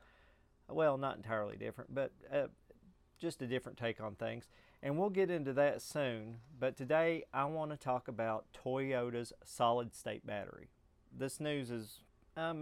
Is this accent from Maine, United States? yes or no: no; hometown about an hour from Georgetown, Kentucky, United States; Georgetown, Kentucky, which is about an hour, maybe an hour and 10 minutes up the road, depending on traffic. And there are several people that live in my hometown that drive that far every day